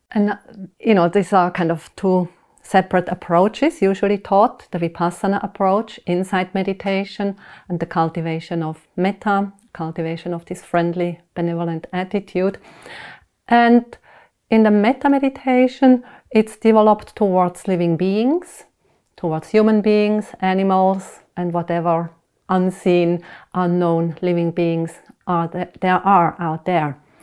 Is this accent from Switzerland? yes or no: yes; Switzerland; I was born in Switzerland, went to school there, and I, uh, I was raised up Protestant